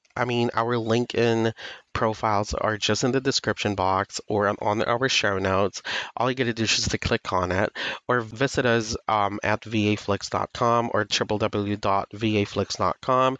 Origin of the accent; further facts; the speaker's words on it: Philippines; I am from the Philippines, and not to brag, but I have a great command of English.